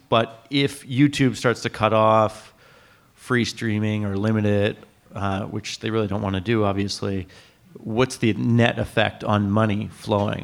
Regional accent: Canada; as a Canadian

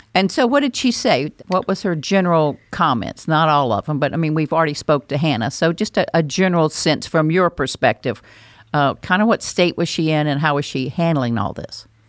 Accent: North Carolina, United States; accent: North Carolina; also born or lived in Alabama; I was born in Alabama, but I only lived there six weeks, if you're thinking that's where my accent came from. That came from North Carolina

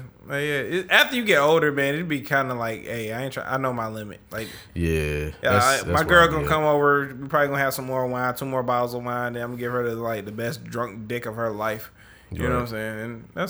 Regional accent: Detroit, Michigan, United States; And I'm from the West Side

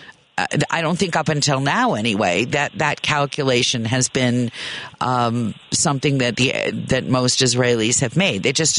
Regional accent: United States; as an American who's only spent a little bit of time in Israel

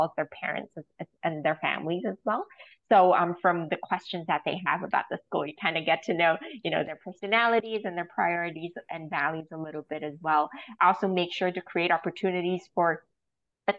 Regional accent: Hong Kong; I'm from Hong Kong

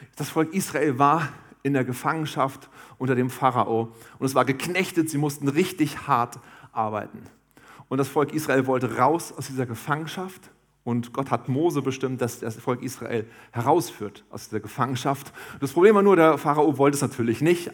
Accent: Harz, Germany; ich komme aus dem Harz

